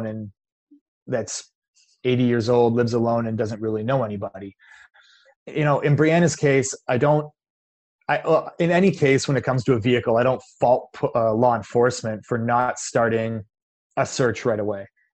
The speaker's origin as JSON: {"language": "English", "country": "Canada", "said": "I'm Canadian"}